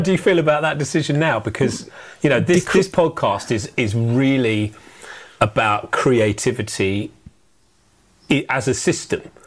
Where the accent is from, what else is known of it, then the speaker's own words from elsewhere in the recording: United Kingdom; We are British.